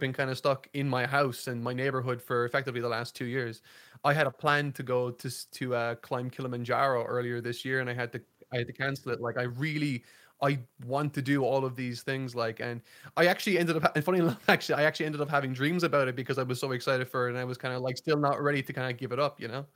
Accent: Ireland; I'm from Ireland

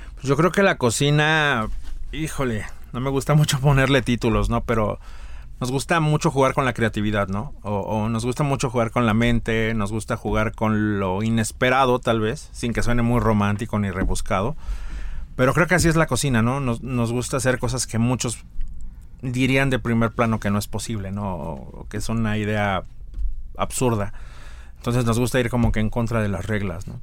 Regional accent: Mexico City, Mexico; also born or lived in Tlaxcala; now in San Miguel de Allende, Mexico; Nací en Ciudad de México, pero he dicho que me nacionalicé tlaxcalteca. Ahí es donde vive mi familia

